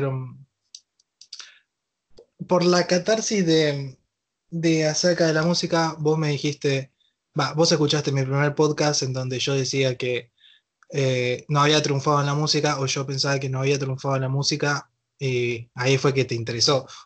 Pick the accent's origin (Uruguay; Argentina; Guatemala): Argentina; la situación de cuarentena en la que estamos pasando todos los argentinos